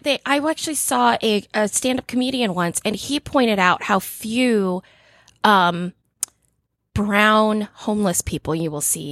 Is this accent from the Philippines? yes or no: yes; Philippines; I'm Filipino.